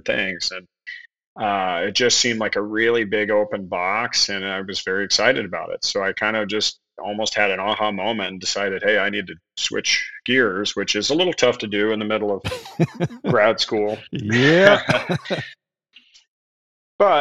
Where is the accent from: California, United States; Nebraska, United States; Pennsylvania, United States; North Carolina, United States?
Nebraska, United States; Western; moved away; I'm from Western Nebraska originally.